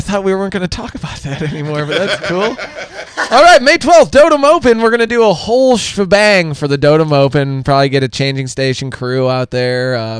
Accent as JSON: {"language": "English", "town": "Fenton", "region": "Missouri", "country": "United States", "said": "I'm from Fenton."}